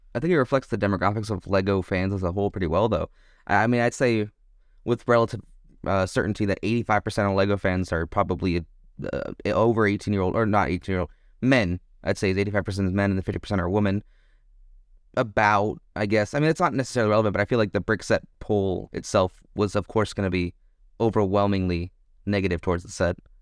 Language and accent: English; Texas, United States; moved away as an adult; now in Germany; as an American who mainly lived in Texas